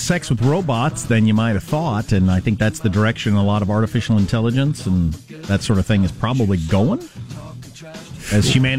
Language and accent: English; Wisconsin, United States; He sounds like me years ago because I'm from Wisconsin. But he sounds like everybody I grew up with.